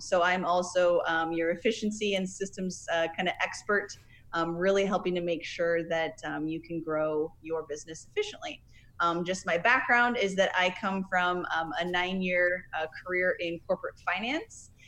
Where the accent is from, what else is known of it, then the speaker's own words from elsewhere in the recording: Nebraska, United States; now in Florida, United States; I'm originally from Nebraska